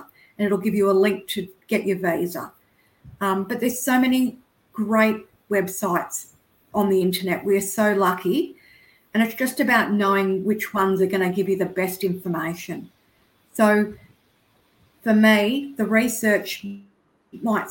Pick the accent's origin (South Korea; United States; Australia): Australia; as an Australian